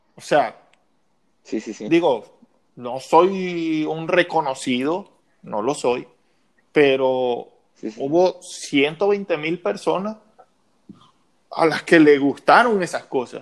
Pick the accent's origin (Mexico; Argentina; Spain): Mexico; como buen mexicano, como buen mexicano